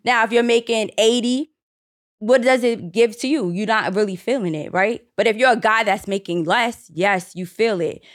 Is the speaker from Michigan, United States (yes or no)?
no; New York City, New York, United States; I grew up in the Bronx